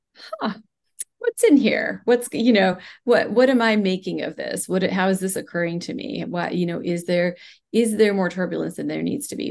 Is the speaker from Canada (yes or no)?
no; India; moved away; I grew up in India in a large family where we practiced, um, you know, different Ayurvedic techniques